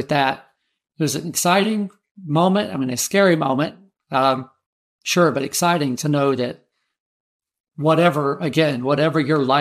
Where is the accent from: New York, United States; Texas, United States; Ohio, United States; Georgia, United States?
Georgia, United States; I'm from Georgia